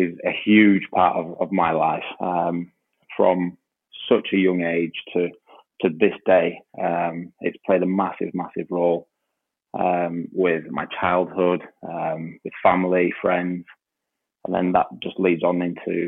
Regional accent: Huddersfield, Yorkshire and the Humber, United Kingdom; I grew up in Huddersfield

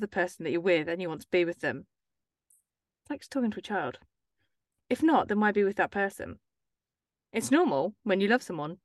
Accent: England, United Kingdom; we're English

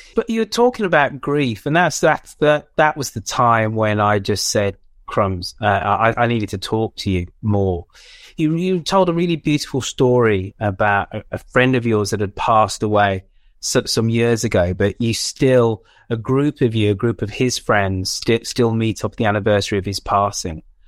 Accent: England, United Kingdom; being a West Indian parent growing up in England

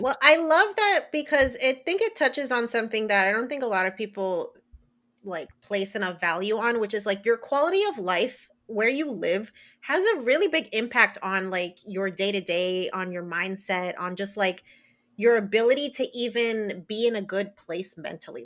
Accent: New Jersey, United States; moved away as an adult; now in Florida, United States; I grew up born and raised in New Jersey.

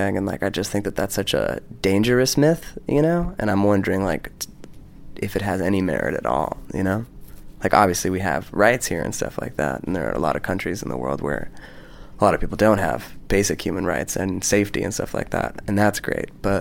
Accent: United States; moved away; as an American

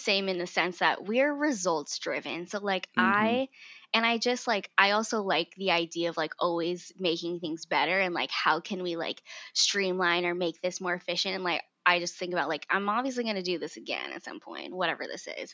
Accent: Hillsboro, United States; growing up in Hillsboro, there weren't very many like brown people

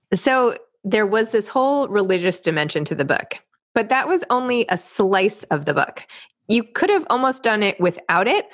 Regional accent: New York, United States; I grew up in New York

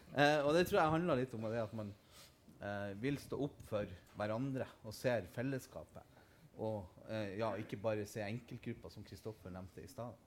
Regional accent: Nordland, Norway; jeg kommer jo fra Nordland

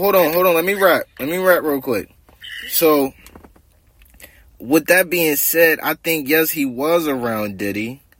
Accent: New Jersey, United States; I'm from Jersey. You know, South Jersey. So Philly right up the street.

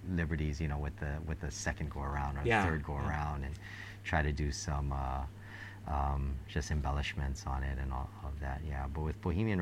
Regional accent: Hawaii, United States; growing up in Hawaii

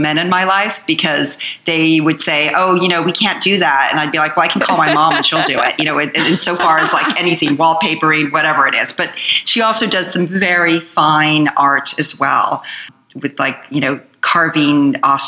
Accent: Southern California, United States; also born or lived in El Segundo, California / Huntington Beach, California / Fountain Valley, California; I grew up basically in Southern California

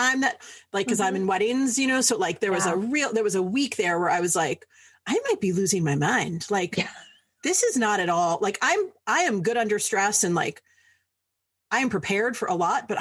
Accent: New York City, New York, United States; moved away; I'm from New York City originally.

